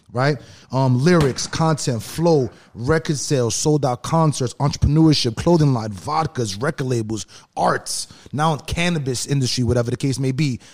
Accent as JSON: {"language": "English", "region": "New York", "country": "United States", "moved": "yes", "lives_now": "Los Angeles, United States", "said": "we're from East East Coast, New York"}